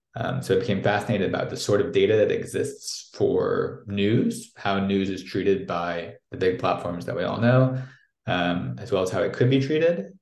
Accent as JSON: {"language": "English", "town": "St. Louis", "region": "Missouri", "country": "United States", "tie": "born or raised there", "also_born_or_lived": "New York / Moscow, Russia", "accent": "American", "moved": "as an adult", "lives_now": "Brussels, Belgium", "said": "from a place called St. Louis in the US. Um, for those of you sort of maybe more European based, that's in the middle of the country, in the Midwest, south of Chicago. Um, and, and grew up there"}